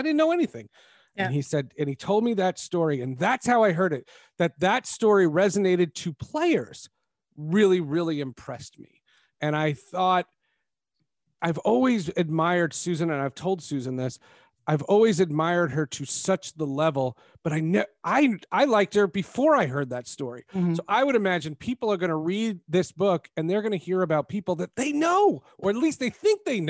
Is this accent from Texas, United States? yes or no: no; New Jersey, United States; moved away; also born or lived in New York; I grew up in New Jersey